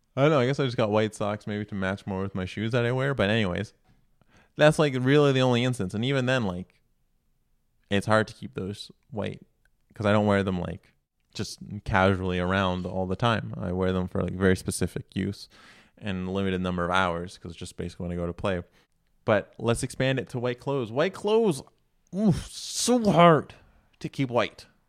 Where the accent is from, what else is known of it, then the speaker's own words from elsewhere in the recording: Canada; I'm not American, we're in Canada, here